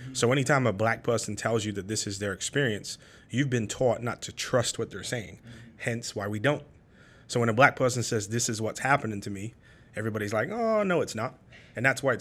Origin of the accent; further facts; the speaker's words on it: Birmingham, West Midlands, United Kingdom; now in United States; born and raised in Birmingham, England